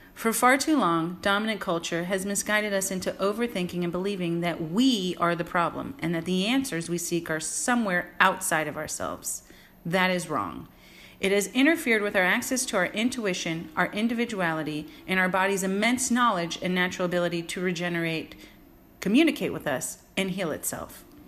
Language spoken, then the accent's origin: English; San Francisco, California, United States; moved away as an adult; also born or lived in New York City / Los Angeles; Born and raised in San Francisco during the golden era of the 80s and 90s